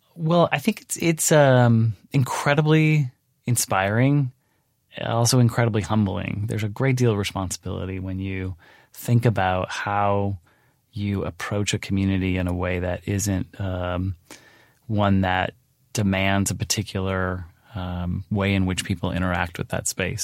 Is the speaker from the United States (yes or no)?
yes; Pacific Northwest, United States; moved away; I grew up in the Pacific Northwest.